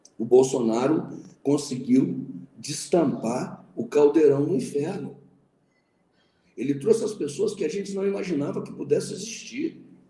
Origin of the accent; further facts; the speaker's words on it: Manhumirim, Minas Gerais, Brazil; Quando eu era menino pequeno lá em Mamirim